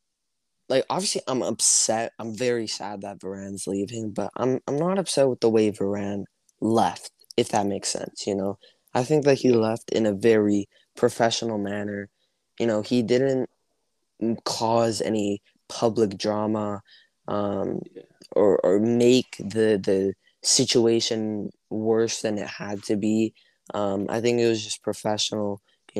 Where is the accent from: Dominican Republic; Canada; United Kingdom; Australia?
Canada; I play hockey, actually, because I'm from Canada